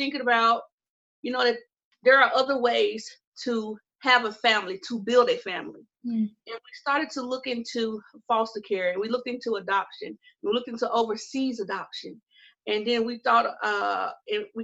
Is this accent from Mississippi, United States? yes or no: yes; Mississippi, United States; I'm from the good old southern state of Mississippi